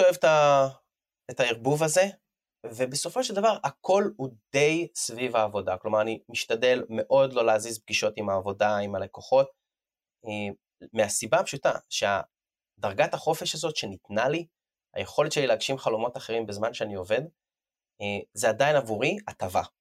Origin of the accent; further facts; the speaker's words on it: Israel; moved away as an adult; אני לא תושב ישראל, עזבתי את הארץ לפני שמונה שנים